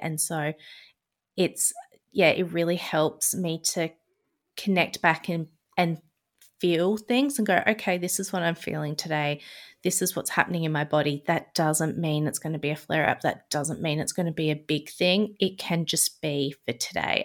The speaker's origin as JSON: {"language": "English", "town": "Adelaide", "region": "South Australia", "country": "Australia", "also_born_or_lived": "Melbourne, Victoria", "moved": "as an adult", "said": "I'm from Adelaide, South Australia, and I moved to Melbourne"}